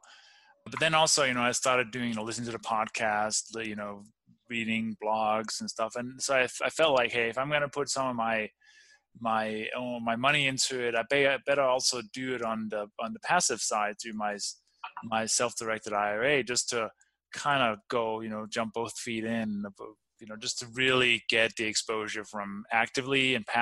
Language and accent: English; Denmark; English is a second language; moved away; also born or lived in Copenhagen; I grew up in the farmland in the countryside